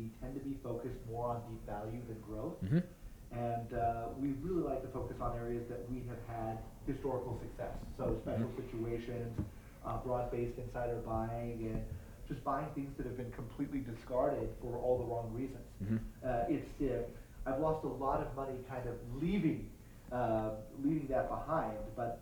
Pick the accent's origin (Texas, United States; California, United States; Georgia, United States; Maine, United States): Texas, United States; Fort Worth; I'm originally from Fort Worth, Texas